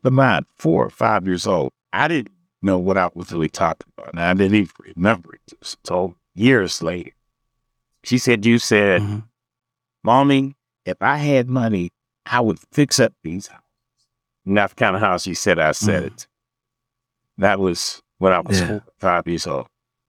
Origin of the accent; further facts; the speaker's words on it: Pittsburgh, Pennsylvania, United States; But growing up in Homewood was to me a great opportunity because I didn't know we were, I didn't learn that until years later.